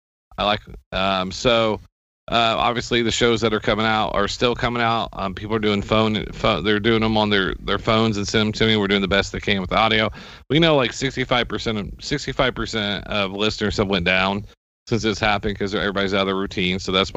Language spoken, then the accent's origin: English; Seymour, United States; I want to give a shout out to Steve Gilbert from my hometown, big metropolis of Seymour, dropped in to see us.